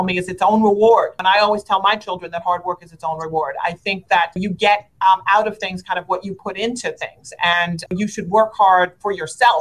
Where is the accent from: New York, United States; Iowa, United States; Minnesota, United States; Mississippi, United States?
New York, United States; New York City; I grew up in Brooklyn, New York. I'm born and raised there. I still live there to this day